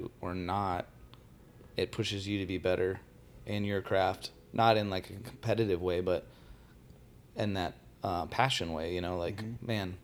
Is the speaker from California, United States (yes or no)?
no; Tucson, Arizona, United States; also born or lived in Phoenix area; I grew up in Tucson my whole life. I've only been up here maybe 6 years.